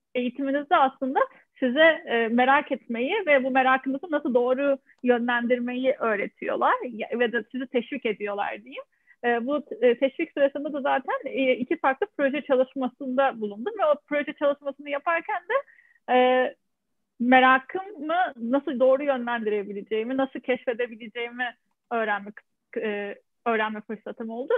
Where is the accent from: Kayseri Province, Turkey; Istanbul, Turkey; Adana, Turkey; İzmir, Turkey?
Adana, Turkey; moved away as an adult; also born or lived in Ankara; now in France; ben e, Adana doğumluyum. E, üniversiteye kadar olan eğitimimi de Adana'da tamamladım.